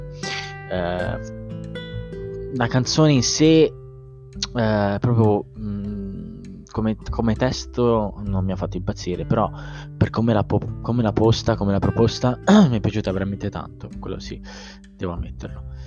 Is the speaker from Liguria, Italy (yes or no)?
yes; Sanremo, Liguria, Italy; io provengo da Sanremo, tra l'altro, sono a cinque chilometri